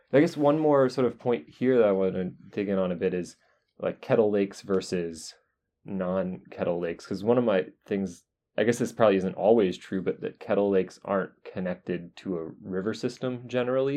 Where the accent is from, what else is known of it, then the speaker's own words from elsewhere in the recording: North Carolina, United States; now in Wisconsin, United States; I grew up in North Carolina